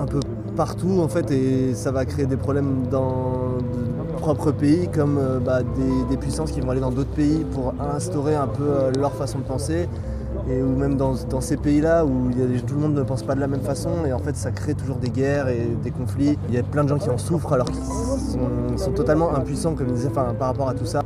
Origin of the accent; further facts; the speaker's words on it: Bolivia; now in Lyon, France; aussi je viens de la Bolivie et j'ai 22 ans.